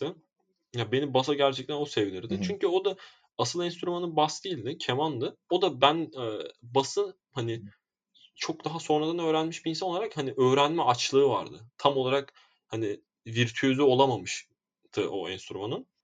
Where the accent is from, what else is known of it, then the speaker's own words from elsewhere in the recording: Istanbul, Turkey; ben doğma büyüme Esenlerliyim